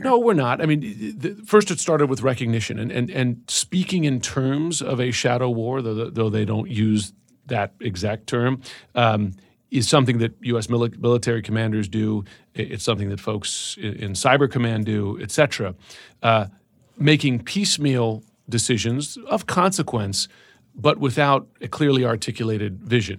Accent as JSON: {"language": "English", "country": "United States", "said": "as an American"}